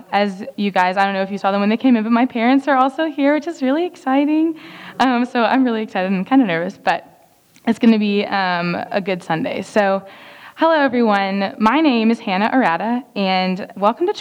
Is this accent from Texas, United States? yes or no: yes; Dallas, Texas, United States; moved away; I am from Dallas, Texas